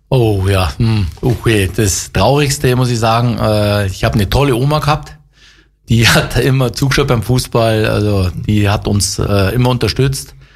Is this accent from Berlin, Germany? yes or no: no; Geretsried, Bavaria, Germany; Also ich liebe Geretsried, ist meine Heimat äh, und ich kann nur sagen, hier entsteht was